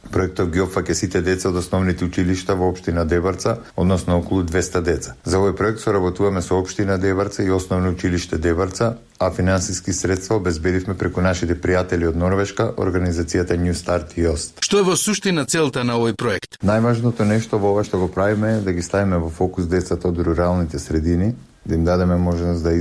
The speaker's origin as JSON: {"language": "Macedonian", "country": "North Macedonia", "said": "Кај нас во Македонија повеќето настани се случуваат во Скопје или барем во поголемите градови и така малите места остануваат на маргините."}